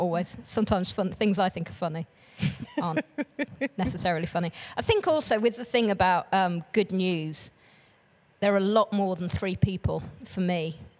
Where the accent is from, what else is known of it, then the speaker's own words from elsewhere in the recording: Brazil; So I grew up in Brazil. I was a missionary kid, and then I did international development at uni.